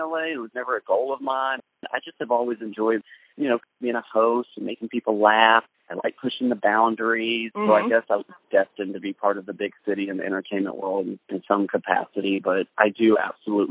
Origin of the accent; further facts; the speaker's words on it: Greenville, Texas, United States; driving through my hometown, and the city where the ranch is called Greenville, Texas